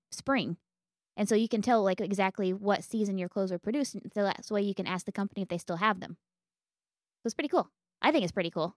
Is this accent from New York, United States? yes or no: no; Western Oklahoma, United States; I'm from Western Oklahoma